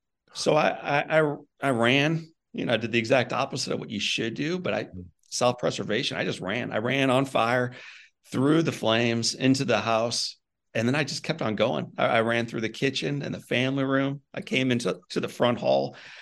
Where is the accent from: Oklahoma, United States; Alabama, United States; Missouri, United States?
Missouri, United States; I'm from Missouri.